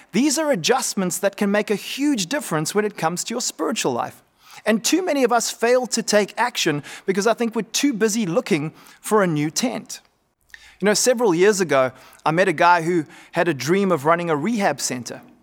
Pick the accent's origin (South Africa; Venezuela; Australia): South Africa; Cape Town, Western Cape; moved away; also born or lived in North Coast; I grew up in Cape Town, which many of you would know is a very windy place, much like the North Coast where I am right now